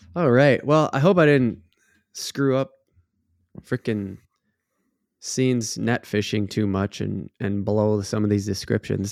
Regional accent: Minnesota, United States; growing up in Minnesota, that's something you get, a lot of people get taught from an age, from a young age

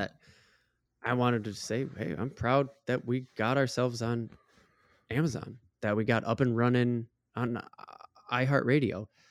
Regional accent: Minnesota, United States; we're from Minnesota

